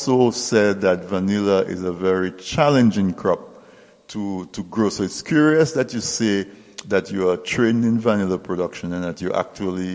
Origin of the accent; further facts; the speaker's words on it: Castle Bruce, Saint David, Dominica; I grew up in Castle Bruce, from a farming family